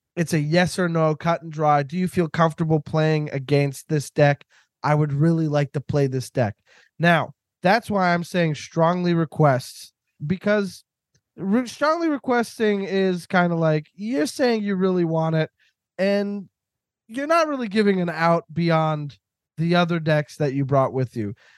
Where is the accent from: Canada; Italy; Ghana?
Canada; I'm Canadian.